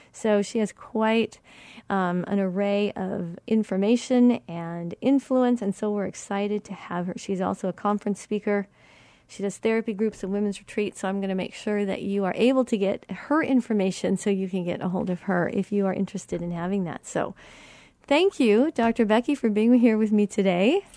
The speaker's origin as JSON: {"language": "English", "region": "Colorado", "country": "United States", "moved": "yes", "said": "I'm from Colorado"}